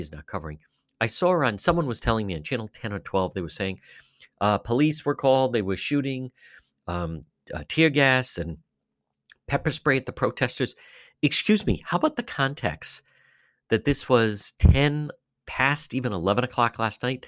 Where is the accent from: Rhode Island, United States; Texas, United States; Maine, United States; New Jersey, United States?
Rhode Island, United States; Cranston; I'm originally from Cranston. I grew up in the Edgewood area